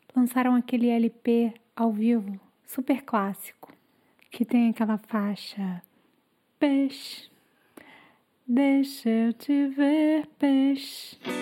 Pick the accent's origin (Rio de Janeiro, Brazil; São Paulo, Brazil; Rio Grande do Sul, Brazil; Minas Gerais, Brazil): Rio de Janeiro, Brazil; Eu sempre nasci na Tijuca